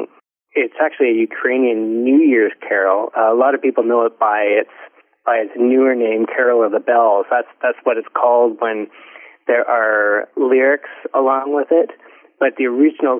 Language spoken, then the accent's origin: English; Ontario, Canada; I grew up in Ontario, so we all learned it in school.